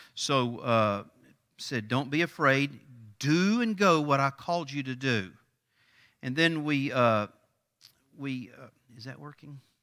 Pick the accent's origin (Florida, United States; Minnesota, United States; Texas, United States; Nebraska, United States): Texas, United States; East; I grew up in East Texas.